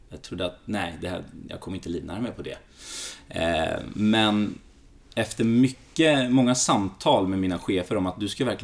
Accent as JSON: {"language": "Swedish", "country": "Greece", "lives_now": "Sweden", "said": "som grek så, det är de två sporterna, det är fotboll och basket som är stora i Grekland. Eh, så jag körde i diverse landslag här i Sverige"}